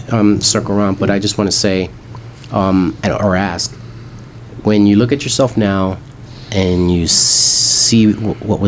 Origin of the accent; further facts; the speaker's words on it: New York City, New York, United States; moved away; I grew up in Harlem, in New York